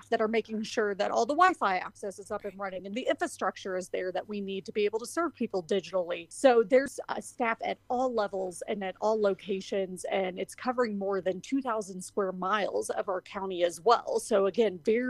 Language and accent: English; Louisville, Kentucky, United States; moved away as an adult; also born or lived in Colorado; now in Colorado Springs, United States; I'm originally from Louisville, Kentucky. So born and raised there, lived there for majority of my life